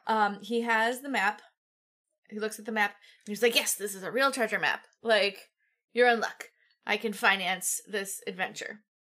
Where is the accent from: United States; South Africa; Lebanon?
United States; Midwest; I'm from the Midwest